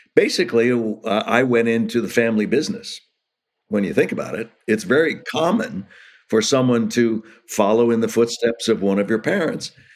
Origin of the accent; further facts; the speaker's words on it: Los Angeles, California, United States; also born or lived in Hollywood; I was born in Hollywood, raised in Los Angeles